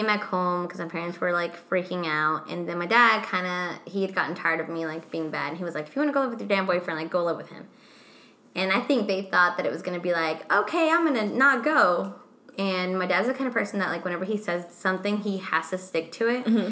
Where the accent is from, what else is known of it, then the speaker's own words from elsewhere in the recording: Mexico; first language Spanish; English is a second language; moved away; I'm the most Mexican one because I was born in Mexico